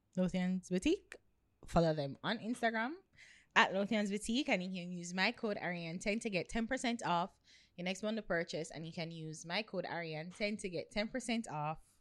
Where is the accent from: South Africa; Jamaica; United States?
Jamaica; Portland Parish; I come from Portland